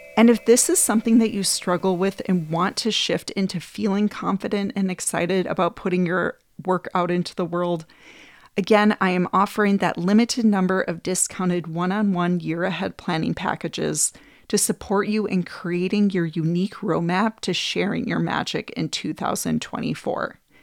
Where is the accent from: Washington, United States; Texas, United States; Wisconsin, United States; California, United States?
Wisconsin, United States; Green Bay; I grew up in Green Bay, Wisconsin